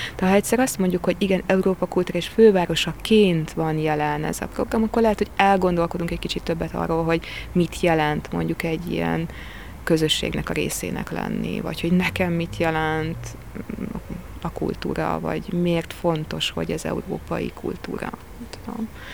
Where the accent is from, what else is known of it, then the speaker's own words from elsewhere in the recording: Tapolca, Veszprém County, Hungary; also born or lived in Székesfehérvár / Budapest / Paris / Normandy; now in Veszprém, Hungary; én Székesfehérváron születtem, Tapolcán gyerekeskedtem